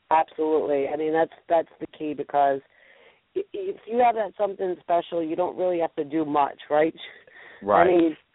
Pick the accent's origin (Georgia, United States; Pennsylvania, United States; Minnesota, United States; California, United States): Pennsylvania, United States; Philadelphia; I'm from Philly.